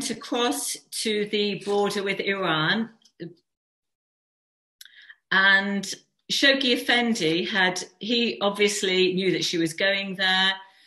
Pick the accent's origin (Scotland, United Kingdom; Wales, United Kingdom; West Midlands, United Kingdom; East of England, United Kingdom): West Midlands, United Kingdom; moved away; also born or lived in Wolverhampton; we're from the Midlands. I used to live in near Wolverhampton